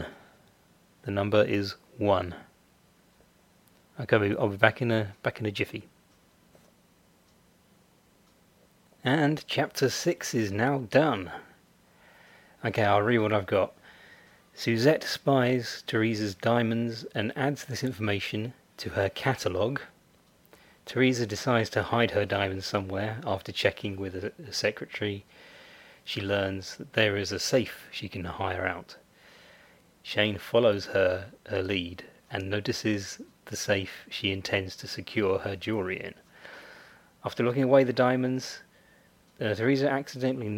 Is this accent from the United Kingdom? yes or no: yes; United Kingdom; I'm British, so I say secretary